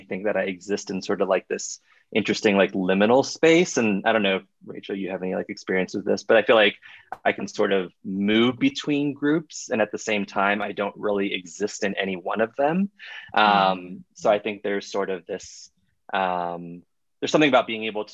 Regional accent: Miami, Florida, United States; moved away; also born or lived in Iowa; I grew up in Miami, Miami, Florida, which is an incredibly diverse city

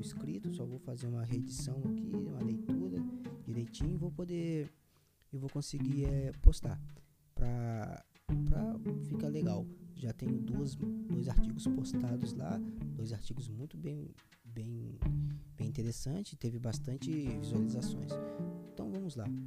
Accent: interior of Rio de Janeiro, Brazil; eu sou do interior do Rio

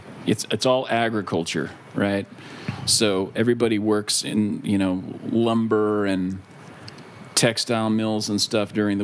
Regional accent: Corvallis, Oregon, United States; also born or lived in Los Angeles; now in Bali, Indonesia; I was born and raised just south of Portland, about 80 miles in a little town called Corvallis.

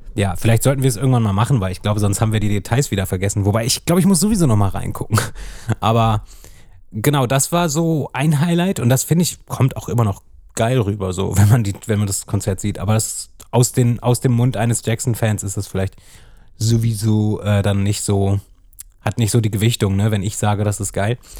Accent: Hanover, Lower Saxony, Germany; es ist halt meine Heimatstadt. Also ja. ich bin ja auch in Hannover geboren.

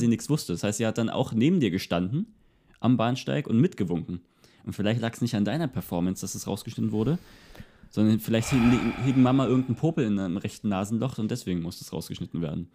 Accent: Görlitz, Saxony, Germany; hier bei mir in meiner Heimatstadt in Görlitz

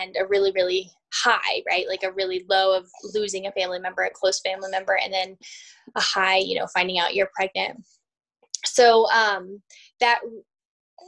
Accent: Virginia, United States; moved away as an adult; now in Colorado, United States; I am originally from Virginia and moved out to Colorado. I've been out here for about 12, almost 13 years now

